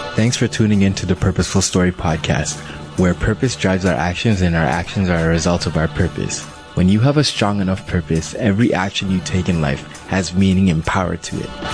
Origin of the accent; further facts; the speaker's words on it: Liberia; also born or lived in Ghana; now in Canada; I was born in Ghana, but I was raised in Liberia.